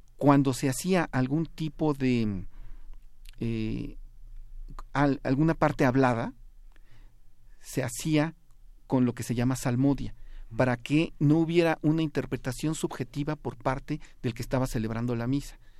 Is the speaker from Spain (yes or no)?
no; Mexico